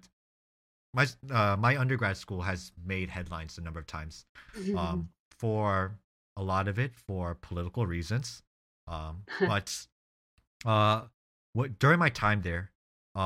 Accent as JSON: {"language": "English", "country": "United States", "tie": "born or raised there", "said": "I grew up in the United States"}